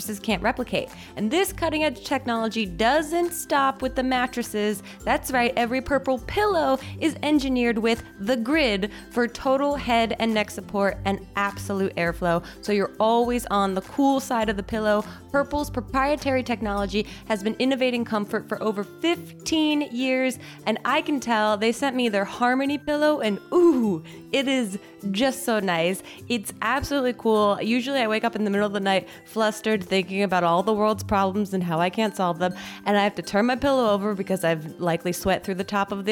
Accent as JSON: {"language": "English", "region": "New Jersey", "country": "United States", "said": "I'm from New Jersey"}